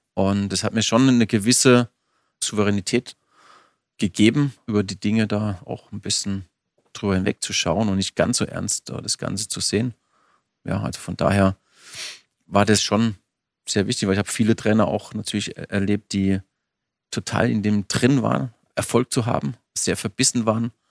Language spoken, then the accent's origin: German; Bammental, Baden-Württemberg, Germany; ich engagiere mich auch sehr für meinen Heimatort